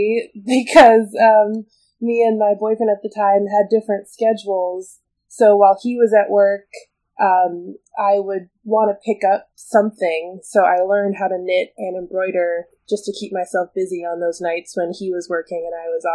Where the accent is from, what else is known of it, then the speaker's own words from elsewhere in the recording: Bloomington, Minnesota, United States; moved away as an adult; now in Chicago, United States; I actually was born in Chicago, where I live now, but I grew up in Minnesota